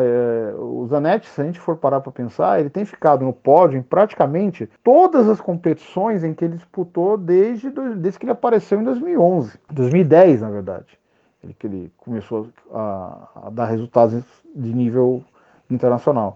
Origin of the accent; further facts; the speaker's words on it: São Paulo, Brazil; Eu sou de São Paulo